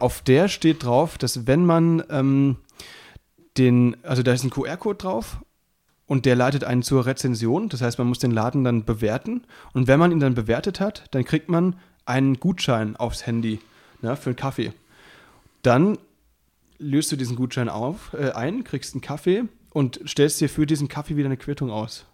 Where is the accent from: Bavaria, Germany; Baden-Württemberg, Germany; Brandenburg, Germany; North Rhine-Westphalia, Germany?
Baden-Württemberg, Germany; moved away; der wohnt ja bei mir um die Ecke, also beziehungsweise da, wo ich herkomme. Das ist, äh, der wohnt auch in Südbaden.